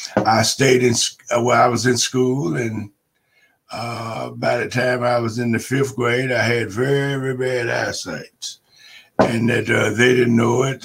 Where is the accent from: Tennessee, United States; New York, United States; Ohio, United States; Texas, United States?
Tennessee, United States; Chattanooga; I grew up in Chattanooga, Tennessee.